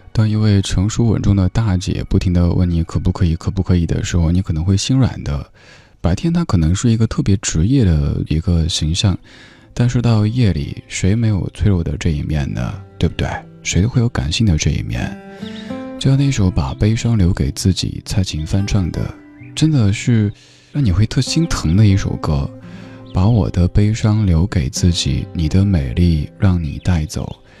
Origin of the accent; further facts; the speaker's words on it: Chengdu, Sichuan, China; moved away; 我老家成都